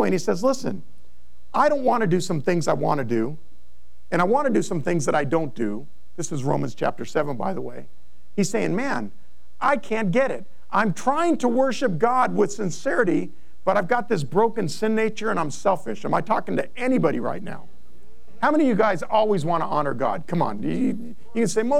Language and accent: English; Monrovia, California, United States; I grew up in Monrovia